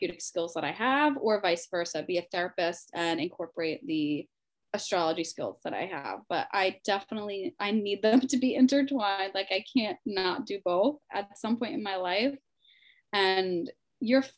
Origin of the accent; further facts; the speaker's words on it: Long Island, New York, United States; moved away as an adult; now in New York City, United States; I'm from Long Island, New York